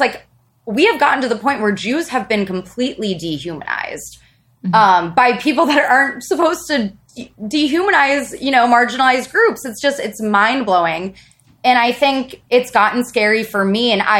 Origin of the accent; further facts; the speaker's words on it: Midwest, United States; And also, I grew up in a conservative, I'm from the Midwest.